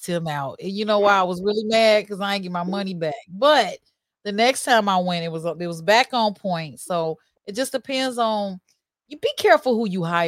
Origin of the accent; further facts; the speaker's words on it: Chicago, Illinois, United States; I was born right there on Jackson Park at Jackson Park Hospital